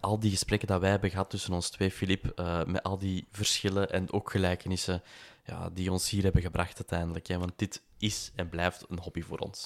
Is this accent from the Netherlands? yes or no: no; Antwerp, Flanders, Belgium; moved away as an adult; now in Mechelen area, Belgium; ik ben geboren en getogen in Antwerpen